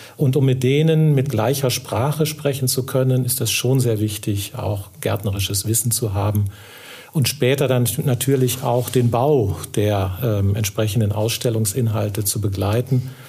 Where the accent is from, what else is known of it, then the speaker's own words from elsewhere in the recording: near Kassel, Hesse, Germany; moved away as an adult; also born or lived in Oldenburg / Arnsberg; now in Ruhr area, Germany; ich komme eigentlich aus der Nähe von Kassel